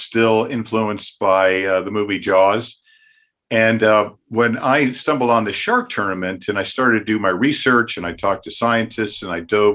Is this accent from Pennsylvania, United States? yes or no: yes; Philadelphia, Pennsylvania, United States; I grew up around Philadelphia, went to the beaches in New Jersey over the years